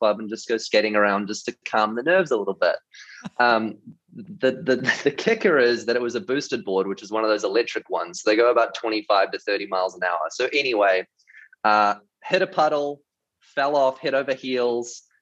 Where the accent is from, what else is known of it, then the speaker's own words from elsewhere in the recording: New Zealand; moved away; grew up in New Zealand, and I was in youth leadership for about 8 years.